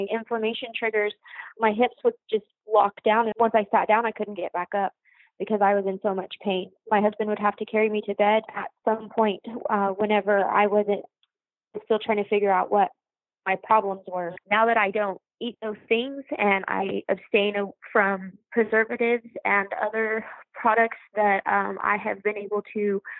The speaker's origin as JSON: {"language": "English", "region": "New Mexico", "country": "United States", "said": "I came back to my home state of New Mexico"}